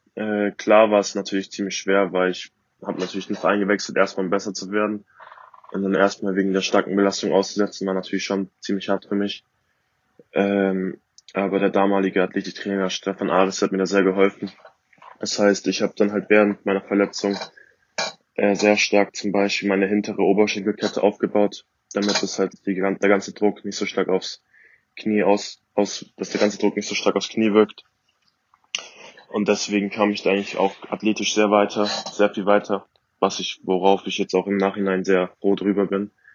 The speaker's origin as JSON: {"language": "German", "town": "Augsburg", "region": "Bavaria", "country": "Germany", "tie": "born or raised there", "said": "ich komme aus Augsburg. Äh, und Hornstetten ist halt ein Stadtteil in Augsburg."}